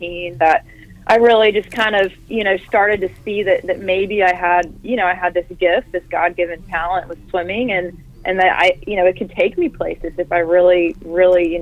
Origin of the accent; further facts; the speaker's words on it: Greenville, North Carolina, United States; growing up in Greenville, you know, you're an hour and a half from Atlantic Beach